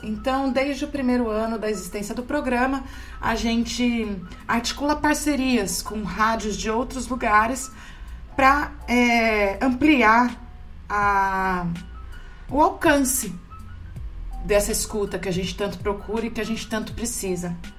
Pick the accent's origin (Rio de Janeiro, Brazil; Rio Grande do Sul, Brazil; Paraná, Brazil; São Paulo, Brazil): São Paulo, Brazil; São Carlos; now in Santos, Brazil; lá em São Carlos, no interior de São Paulo, minha cidade natal.